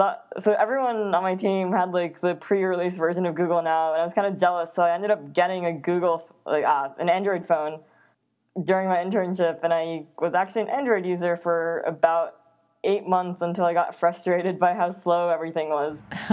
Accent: Netherlands; also born or lived in Japan / East Coast, United States; But after Japan, my family and I, we moved to the Netherlands, and we were there for 8 years. And then we moved to the East Coast, and then I moved out to the Bay

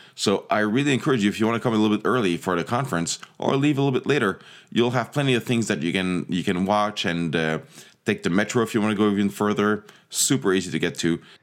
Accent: Montreal, Quebec, Canada; also born or lived in Toronto; I grew up in, in Montreal

